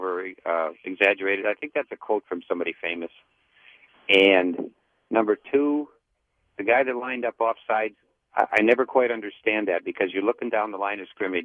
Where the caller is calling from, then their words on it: Michigan, United States; Oh, well, I'm calling from Michigan